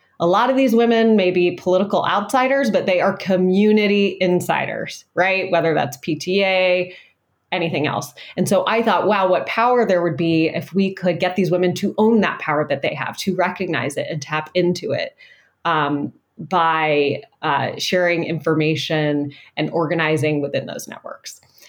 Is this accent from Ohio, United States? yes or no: yes; Ohio, United States; suburban women had not overperformed in my home state of Ohio